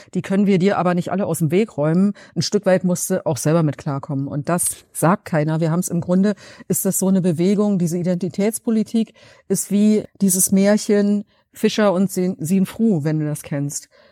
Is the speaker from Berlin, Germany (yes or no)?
yes; Berlin, Germany; ob ich aus Berlin komme